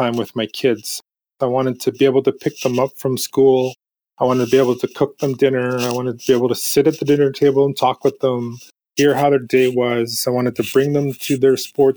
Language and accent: English; Prince Rupert, British Columbia, Canada; moved away as an adult; now in New Westminster, Canada; I was born in Prince Rupert, but I spent a lot of time on my home reserves